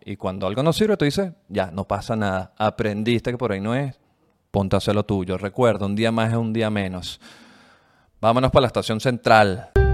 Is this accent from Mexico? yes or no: no; Venezuela; now in Chile; los venezolanos, somos como los chinos, los nuevos chinos